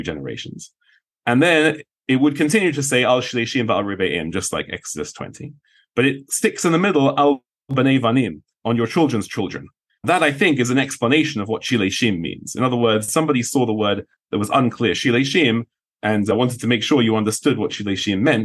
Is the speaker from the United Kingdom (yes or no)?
yes; London, United Kingdom; moved away; I'm from London